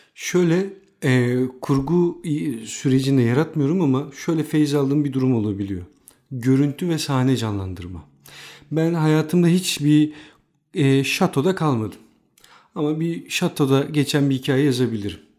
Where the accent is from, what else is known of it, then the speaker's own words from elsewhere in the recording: Istanbul, Turkey; ben de İstanbul'da doğdum, büyüdüm